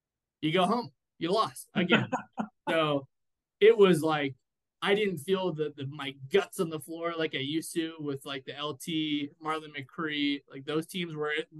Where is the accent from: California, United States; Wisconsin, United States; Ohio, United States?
California, United States; San Diego; growing up in San Diego